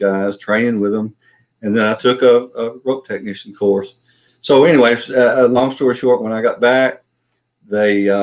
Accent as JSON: {"language": "English", "town": "Memphis", "region": "Tennessee", "country": "United States", "tie": "born or raised there", "said": "where I grew up in South Memphis"}